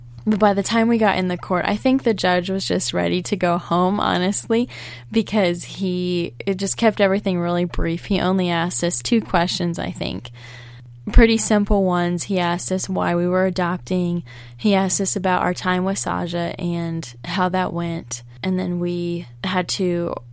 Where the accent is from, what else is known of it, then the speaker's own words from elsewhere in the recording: Baltimore, Maryland, United States; we're from Baltimore, Maryland